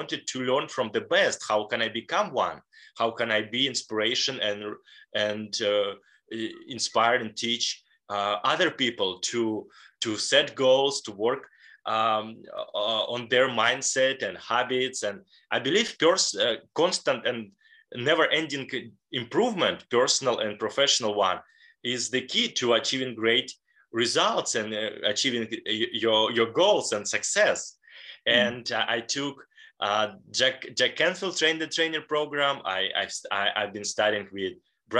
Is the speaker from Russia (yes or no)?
yes; Leningrad Oblast, Russia; in a small city close to Finland and St. Petersburg. And I was born in a regular family